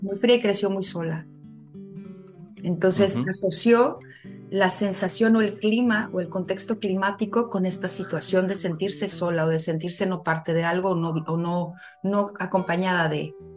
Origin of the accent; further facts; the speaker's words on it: Mexico City, Mexico; moved away as an adult; also born or lived in Morelia, Mexico; now in Ensenada, Mexico; soy originaria de la Ciudad de México